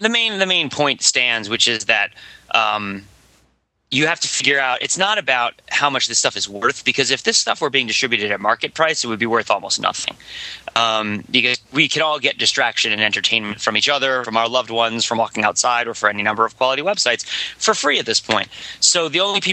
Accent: Boston, Massachusetts, United States; I'm from Boston

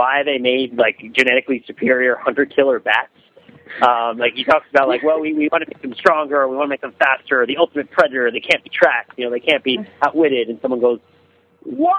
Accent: New Jersey, United States; When I grew up in New Jersey, we were near the Pascack Valley Hospital

